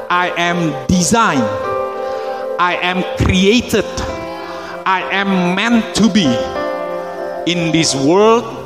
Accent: Indonesia; born there; Tapi dia memilih memilih saya untuk lahir di Indonesia such timing, such economic situation, such political situation, such friends and families.

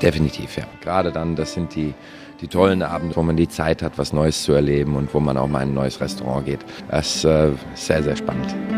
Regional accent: Germany; moved away as an adult; also born or lived in Frankfurt / Shanghai / Chongqing / Macau; now in Bangkok, Thailand; bei uns in Deutschland

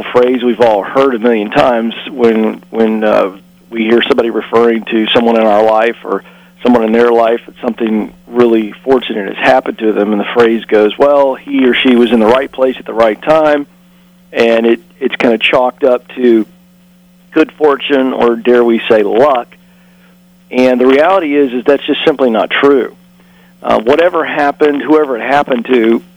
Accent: Virginia, United States; I grew up in Virginia and in a pastor's home

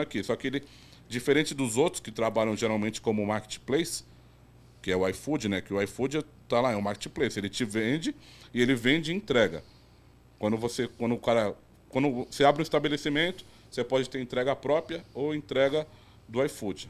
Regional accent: Guarujá, São Paulo, Brazil; sou do Guarujá, mas sempre trabalhei em Santos

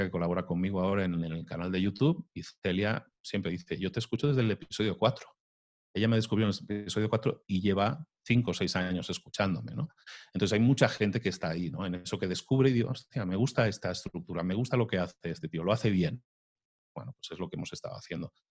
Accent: Spain; now in Mexico; Aparte yo soy español viviendo en México, y yo tengo una curiosa mezcla en el tono

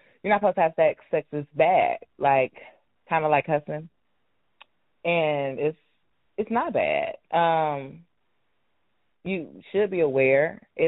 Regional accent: Cincinnati, Ohio, United States; moved away as an adult; now in Houston, United States; I am from Cincinnati

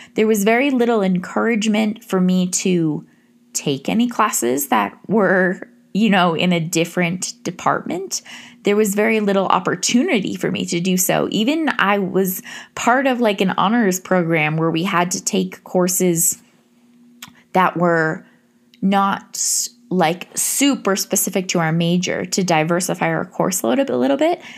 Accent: Massachusetts, United States; I decided to go to a state school in my home state of Massachusetts

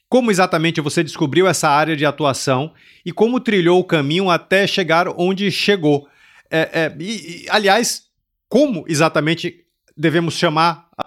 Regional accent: Minas Gerais, Brazil; accent: Minas (mineiro); also born or lived in Rio de Janeiro state; Meu sotaque é de Minas, eu sou tá.

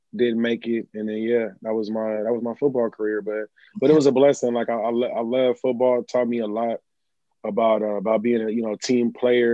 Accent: California, United States; I'm from California, by the way, the best coast

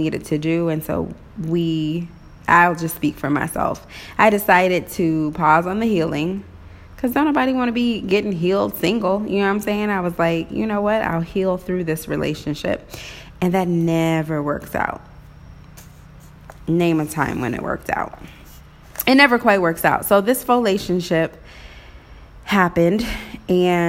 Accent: Waynesville, Missouri, United States; also born or lived in Maryville, Missouri / Kansas City, Missouri; growing up in Waynesville, Missouri

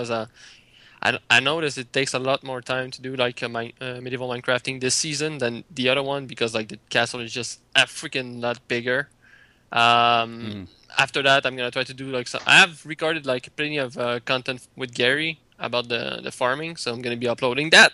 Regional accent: Canada; English is a second language; I'm Canadian

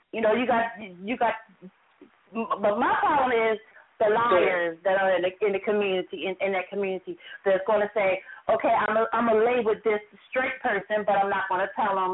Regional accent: Glen Burnie, Maryland, United States; from Anne Arundel County. I'm from a very small city called Glen Burnie. The capital of Maryland is Annapolis. Annapolis is the city.

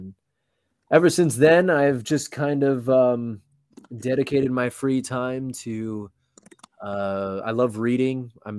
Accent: Los Angeles, California, United States; Yeah, well, I mean, I was born and raised in Southern California. I lived in a bunch of different cities, but mainly from LA.

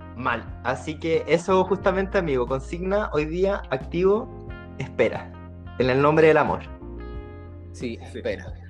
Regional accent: Chile; Si somos chilenos

